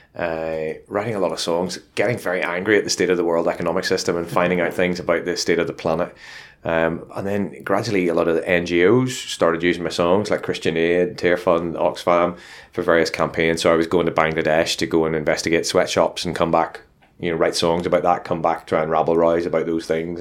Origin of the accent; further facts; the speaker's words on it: Northern Ireland, United Kingdom; moved away; also born or lived in Luton; I come from Northern Ireland